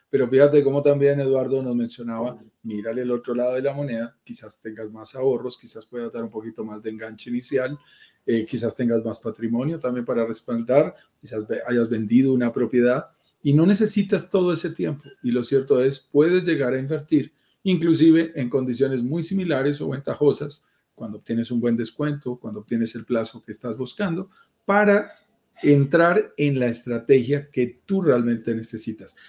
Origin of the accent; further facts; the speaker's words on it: Colombia; te lo digo como colombiano, viviendo en Colombia